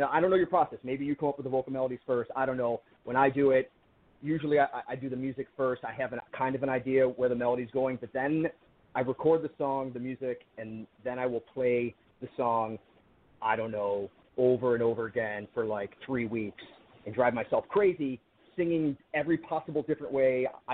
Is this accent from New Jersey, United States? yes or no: no; Buffalo, New York, United States; I'm from Buffalo, New York. I'm 20 minutes from Ontario, 90 minutes from Toronto